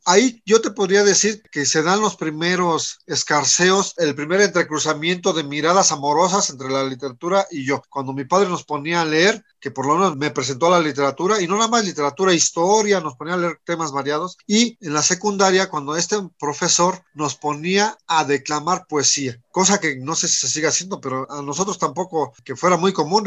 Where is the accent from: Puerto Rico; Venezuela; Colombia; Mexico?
Mexico; En México somos mexicanos